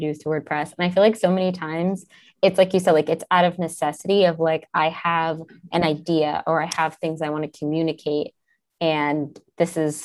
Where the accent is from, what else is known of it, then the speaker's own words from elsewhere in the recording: New York, United States; moved away; I'm from New York, so I was really happy to be able to go back for the WordCamp and like be in my city.